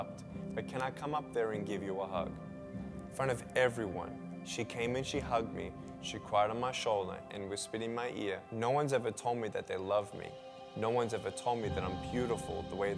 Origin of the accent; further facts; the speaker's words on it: Melbourne, Victoria, Australia; I was born in Melbourne, Australia, 1982